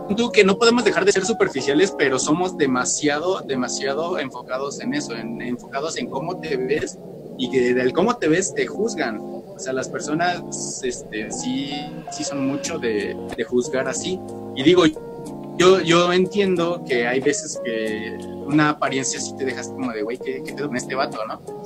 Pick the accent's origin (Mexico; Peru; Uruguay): Mexico